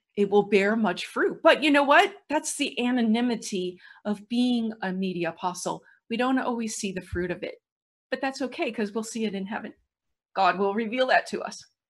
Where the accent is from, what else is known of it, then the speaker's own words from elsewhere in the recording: St. Louis, Missouri, United States; I'm from Saint Louis.